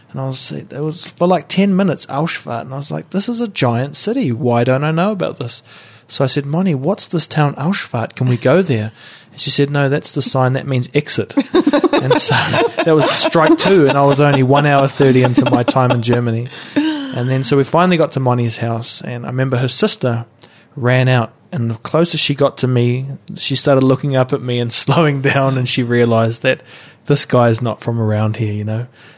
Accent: New Zealand; I mean, we have them, but I don't think about it when I'm away from New Zealand.

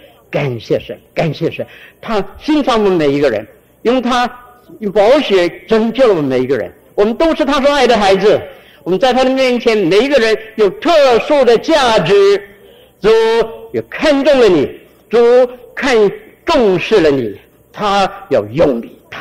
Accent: Guangdong, China; accent: Cantonese; 我们广东话哎叫钱叫水，叫水

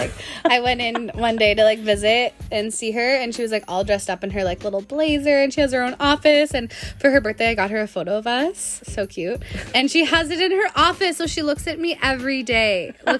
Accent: Sudbury, Ontario, Canada; she was from Chemi and I was from Sudbury.

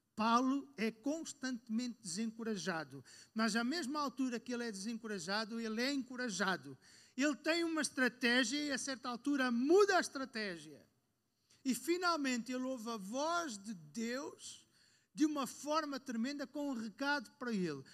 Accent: North, Portugal; Eu sou do Norte

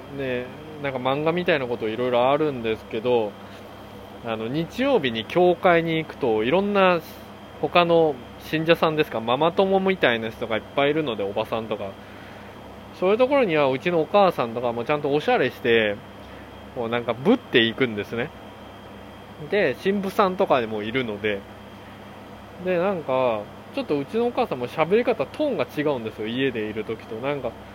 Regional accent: South Korea; first language Korean; Japanese is a second language; now in United States; 韓国人として生まれてよかった

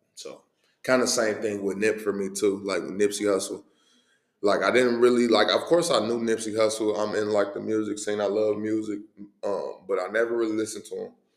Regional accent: Cincinnati, Ohio, United States; born and raised in Cincinnati, man. East side Cincinnati

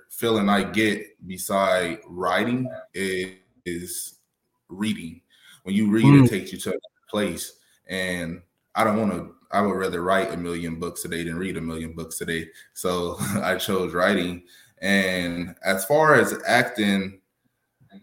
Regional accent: Arizona, United States; also born or lived in California; I'm originally from California, basically Arizona. I've been out here since I was six. So I've been out here longer than out there. So I'm an Arizona native

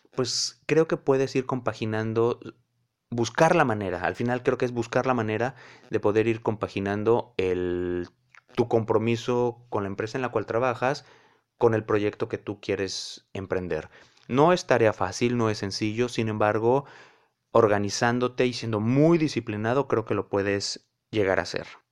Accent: León, Guanajuato, Mexico; now in Cancún, Mexico; soy oriundo de León, Guanajuato, pero la vida me ha llevado a distintos puntos. Ahora vivo en Cancún

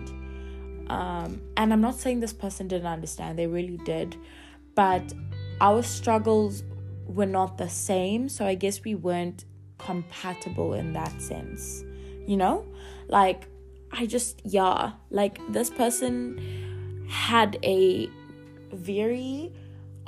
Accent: Durban, KwaZulu-Natal, South Africa; moved away; I'm from Durban

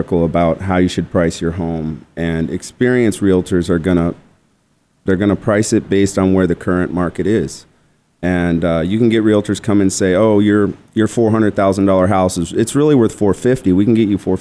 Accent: Tucson, Arizona, United States; also born or lived in Scottsdale, Arizona; I'm originally from Tucson

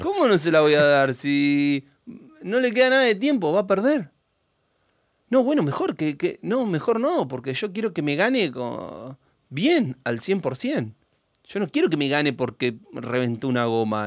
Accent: Argentina; nosotros somos argentinos

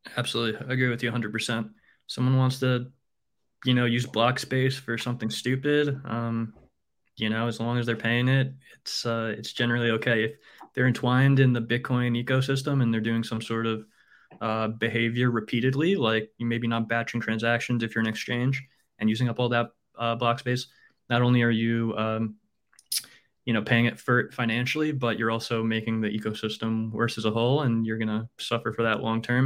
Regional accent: New York, United States; moved away as an adult; I'm a New Yorker, born and raised

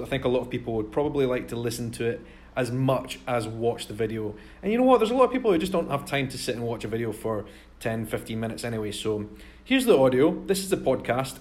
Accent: Edinburgh, Scotland, United Kingdom; I am a vlogger from Edinburgh in Scotland

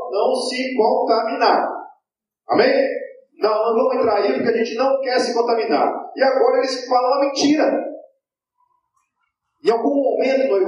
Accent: Brazil; eu sou brasileiro. Né? Descendente de português, no máximo, não tem, ah, que eu saiba que tem uma descendência judaica e, muito menos levítica.

